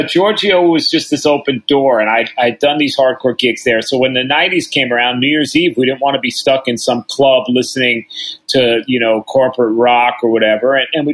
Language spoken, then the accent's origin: English; New York City, New York, United States; I'm a New Yorker.